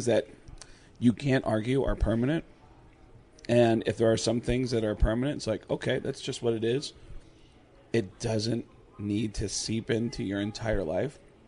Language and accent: English; Arizona, United States; who I grew up with here in Arizona